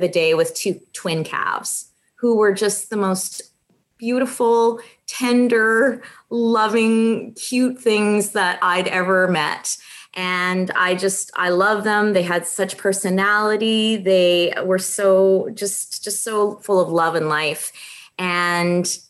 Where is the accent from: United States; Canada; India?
Canada; Brandon, Manitoba; moved away; also born or lived in Winnipeg; I started off, you know, out west in farming country. So I'm not from Winnipeg. I'm from further west, the Brandon area, which is a real rural area.